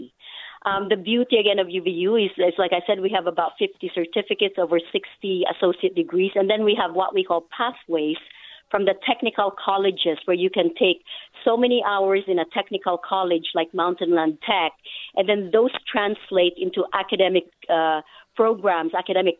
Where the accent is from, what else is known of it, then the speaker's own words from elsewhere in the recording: Philippines; also born or lived in Hong Kong / Singapore / Russia; now in Utah, United States; I was born and raised in the Philippines, which is a very poor country